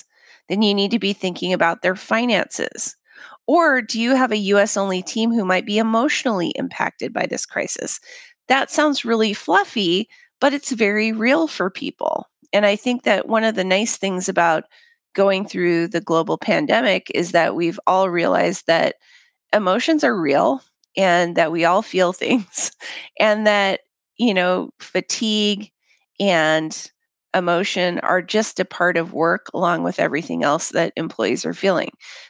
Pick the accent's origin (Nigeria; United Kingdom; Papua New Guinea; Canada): Papua New Guinea; But that said, I'm a third culture kid. I grew up in Papua New Guinea